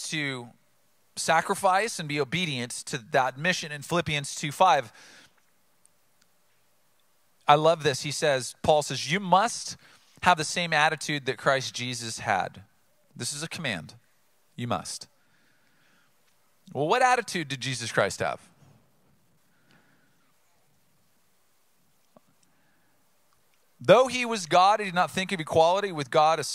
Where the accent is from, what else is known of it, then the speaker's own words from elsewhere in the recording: Oceanside, California, United States; Growing up in Oceanside, I grew up by a large military installation, Camp Pendleton